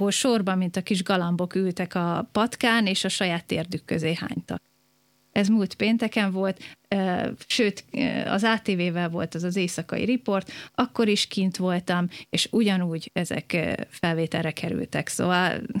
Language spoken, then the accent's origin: Hungarian; Budapest, Hungary; born or raised there